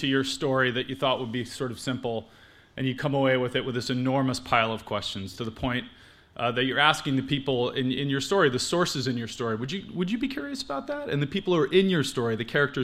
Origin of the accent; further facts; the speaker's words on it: Los Angeles, California, United States; I come from Los Angeles.